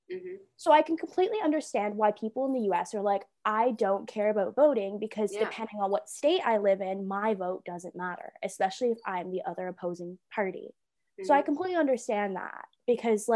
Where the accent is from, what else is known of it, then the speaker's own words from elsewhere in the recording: Toronto, Ontario, Canada; now in London, Canada; I'm from Toronto, I voted in Toronto when I went home